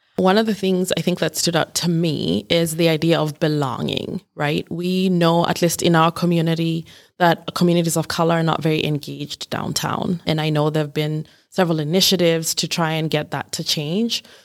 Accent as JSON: {"language": "English", "country": "Kenya", "tie": "born or raised there", "moved": "as an adult", "lives_now": "Rochester, United States", "said": "I was born and raised in Kenya, which is in East Africa"}